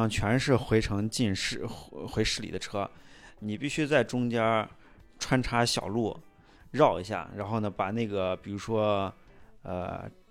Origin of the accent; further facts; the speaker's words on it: Xi'an, Shaanxi, China; 太平峪，大家就是作为西安人啊，人生人生中去过一两次就行了。